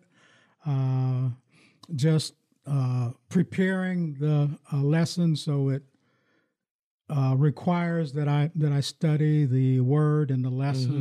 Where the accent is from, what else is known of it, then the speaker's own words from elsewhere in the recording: Farrell, Pennsylvania, United States; now in Lansing, United States; I grew up in my hometown in Farrell, Pennsylvania